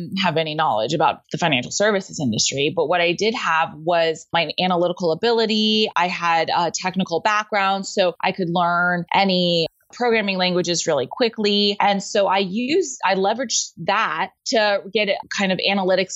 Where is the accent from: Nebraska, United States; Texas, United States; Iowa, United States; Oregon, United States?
Texas, United States; Houston; I grew up in Houston, where aerospace is a big industry